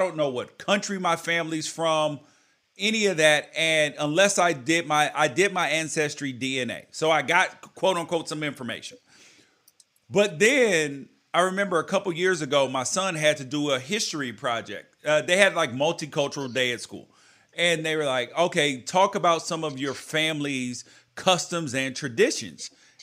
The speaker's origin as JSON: {"language": "English", "country": "United States", "said": "I love being an American. I love my country"}